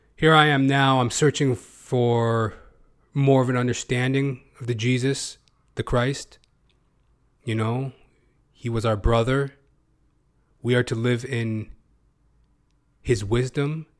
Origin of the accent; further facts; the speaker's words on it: Canada; as a Canadian, as a Canuck